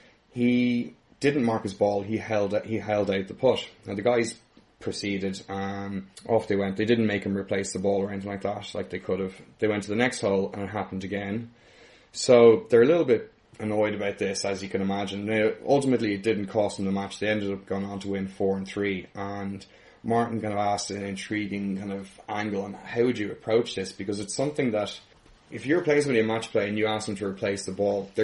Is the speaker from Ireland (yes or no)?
yes; Ireland; being Irish